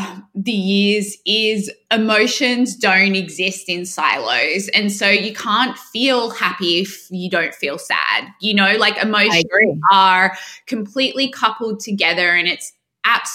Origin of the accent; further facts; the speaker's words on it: Sydney, New South Wales, Australia; accent: Australian; moved away as an adult; also born or lived in United Kingdom; now in New York, United States; And I'm from Sydney. I have a very strong Australian accent.